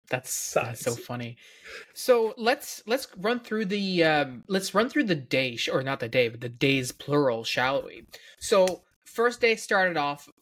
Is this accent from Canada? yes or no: yes; Newfoundland and Labrador, Canada; as a Newfoundlander